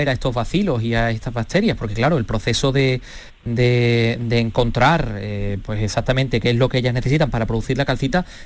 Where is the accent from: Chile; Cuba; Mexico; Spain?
Spain; La Carolina, Andalusia; mi pueblo, de la Carolina